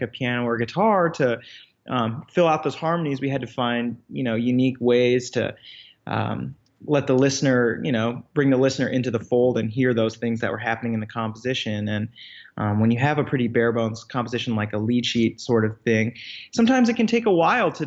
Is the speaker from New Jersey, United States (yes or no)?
no; Iowa City, Iowa, United States; now in New York City, United States; I grew up in Iowa City, Iowa, which is actually where I am right now. I'm just home visiting for a few days